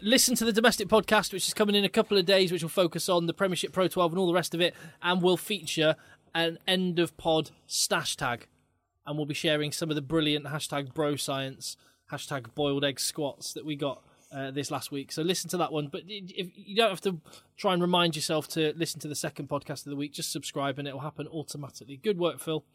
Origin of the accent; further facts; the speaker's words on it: England, United Kingdom; even as an Englishman